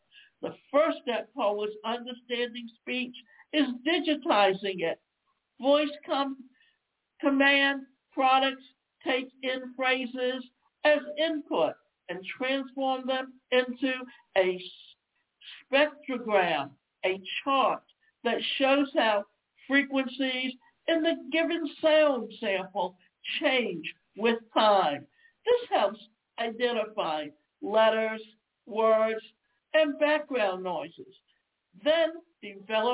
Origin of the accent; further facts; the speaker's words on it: the South, United States; accent: Southern twang; I come from the South and I have a Southern twang at times